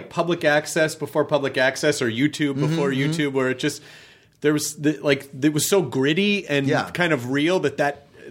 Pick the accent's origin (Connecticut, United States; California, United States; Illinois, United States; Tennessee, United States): Tennessee, United States; Memphis; but you know, I grew up in Memphis